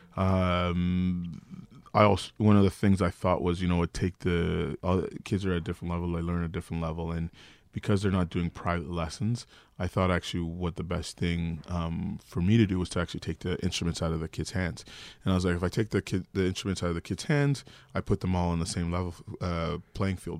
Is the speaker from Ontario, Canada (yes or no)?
yes; Toronto, Ontario, Canada; Toronto's such a big city, but for me, growing up in Regent Park